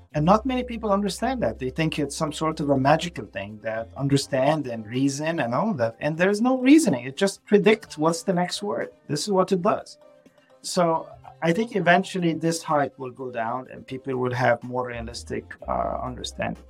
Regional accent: Egypt; English is a second language; moved away as an adult; now in Boston, United States; I'm, I'm originally from Egypt, so uh, English is not my first language.

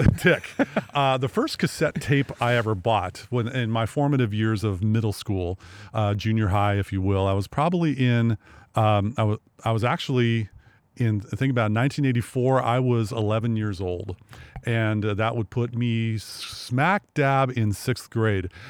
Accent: Sequim, Washington, United States; I grew up in Sequim

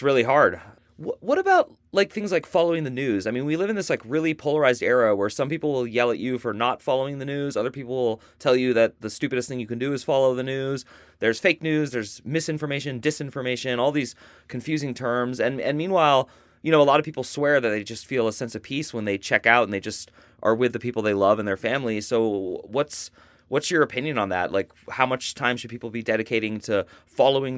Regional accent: Berkeley, Oakland area, California, United States; I grew up in the Berkeley, Oakland area

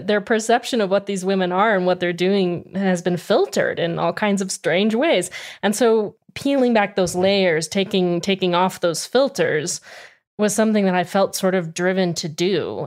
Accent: Arizona, United States; I grew up in Arizona

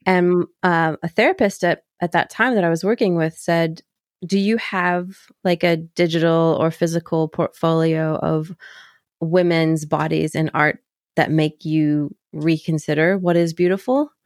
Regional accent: Kentucky, United States; I grew up in Kentucky

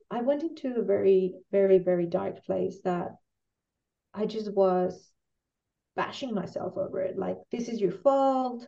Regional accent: Mexico; moved away as an adult; now in Chile; I'm originally from Mexico and I've been mm-hmm. living here for 19 years

